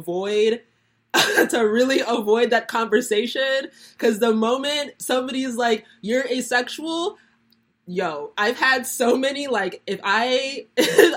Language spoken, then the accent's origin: English; Nigeria; I'm Nigerian, and that's like very much a part of the culture